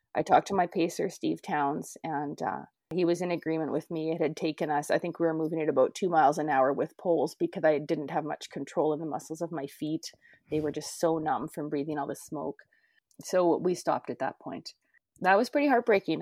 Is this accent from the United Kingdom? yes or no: no; Canada; I grew up near the North Saskatchewan and the Battle River Valley.